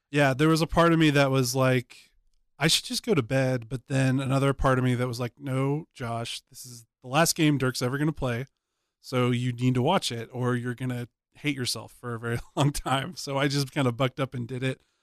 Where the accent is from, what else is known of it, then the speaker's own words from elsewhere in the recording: Dallas, Texas, United States; moved away as an adult; when I moved away from Dallas for the first time in my life